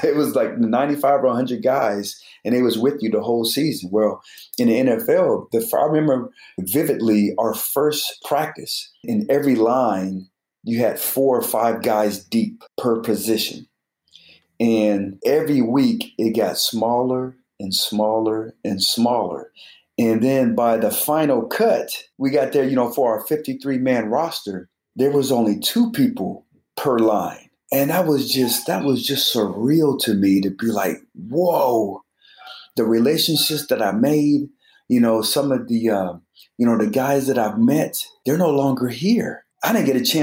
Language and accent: English; Colorado Springs, Colorado, United States; I'm from Colorado Springs